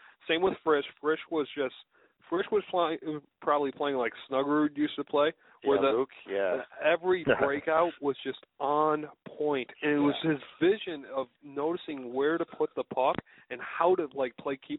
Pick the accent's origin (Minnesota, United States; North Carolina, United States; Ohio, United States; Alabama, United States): Minnesota, United States; Bloomington; Well, so I'm a Bloomington Jefferson kid growing up.